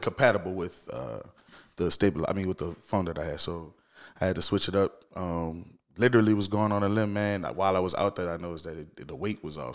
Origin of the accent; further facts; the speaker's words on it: New Orleans, Louisiana, United States; I'm born and raised in New Orleans, man. Shout out to the East, man. I'm from the East.